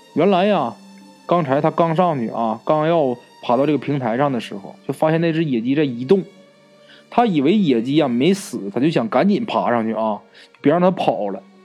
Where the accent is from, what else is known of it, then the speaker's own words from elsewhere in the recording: Northeast China, China; accent: Northeastern; 咱们东北话啊，就是外婆的意思